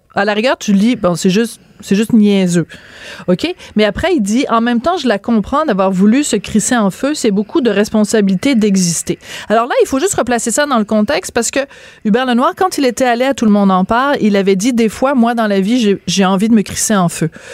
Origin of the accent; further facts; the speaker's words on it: Bordeaux, Nouvelle-Aquitaine, France; je suis né à Bordeaux et c'est là que j'ai été baptisée